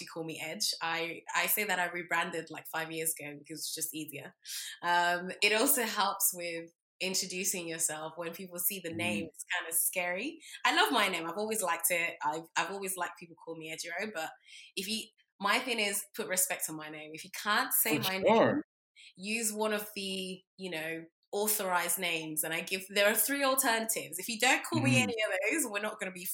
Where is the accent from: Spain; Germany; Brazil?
Spain; also born or lived in Nigeria / London, United Kingdom; now in Canada; I'm Nigerian, but I actually grew up in Spain.